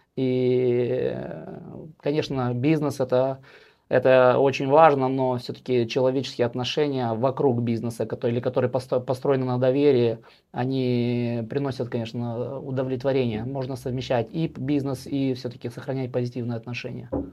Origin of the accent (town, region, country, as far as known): Moldova; moved away as an adult; now in Sweden